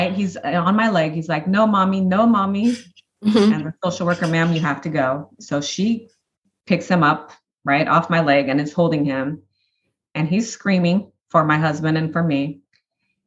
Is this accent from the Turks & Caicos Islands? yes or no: no; Brazil; now in Nashville, United States; my husband and I only spoke Portuguese with him. We're originally from Brazil